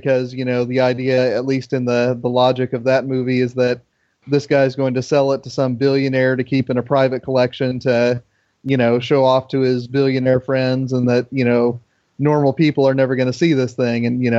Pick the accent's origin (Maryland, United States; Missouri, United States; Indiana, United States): Indiana, United States; Indianapolis; growing up in Indianapolis